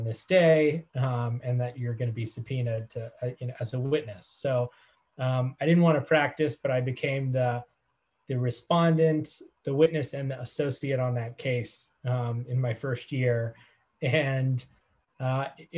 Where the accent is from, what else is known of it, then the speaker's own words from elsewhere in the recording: Carbon County, Pennsylvania, United States; my hometown in Carbon County, Pennsylvania